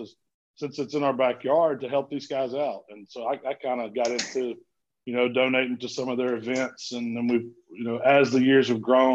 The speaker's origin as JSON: {"language": "English", "town": "Southaven", "region": "Mississippi", "country": "United States", "tie": "born or raised there", "said": "I grew up in a town called South Haven, Mississippi, which is kind of a suburb of Memphis"}